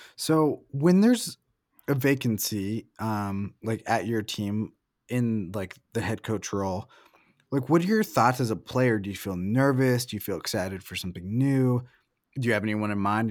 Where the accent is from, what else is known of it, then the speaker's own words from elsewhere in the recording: Salem, Oregon, United States; moved away as an adult; also born or lived in Portland, Oregon / Salt Lake City; I'm from Salem and went to college in Portland before moving to Salt